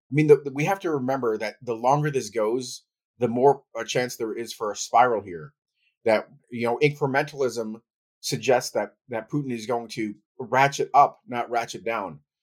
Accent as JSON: {"language": "English", "region": "New York", "country": "United States", "tie": "born or raised there", "also_born_or_lived": "Ukraine", "said": "I left as a toddler and I grew up in the United States"}